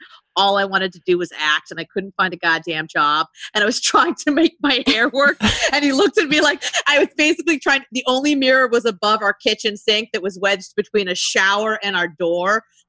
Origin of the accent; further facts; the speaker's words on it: Ohio, United States; I'm like, I came from Ohio. Like, I was like, what the fuck is happening?